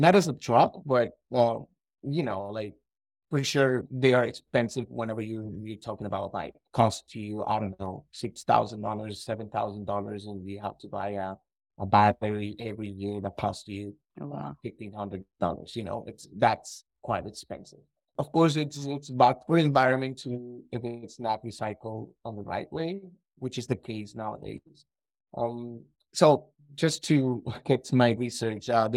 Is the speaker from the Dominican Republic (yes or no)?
yes; Dominican Republic; moved away as an adult; also born or lived in Spain; now in Toronto, Canada; I'm from the Dominican Republic, so I know Spanish.